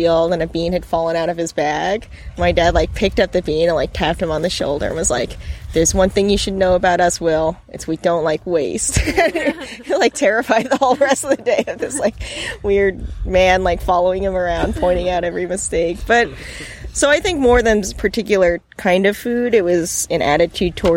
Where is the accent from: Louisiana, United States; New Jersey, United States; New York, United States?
New York, United States; Long Island; moved away as an adult; also born or lived in Bolinas, California; now in California, United States; we're from Long Island